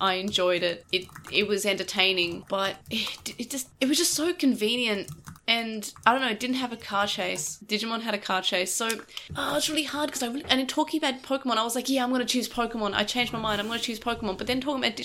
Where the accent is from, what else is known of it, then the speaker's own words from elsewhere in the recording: Manchester, North West England, United Kingdom; I'm not Australian because obviously I'm from Manchester.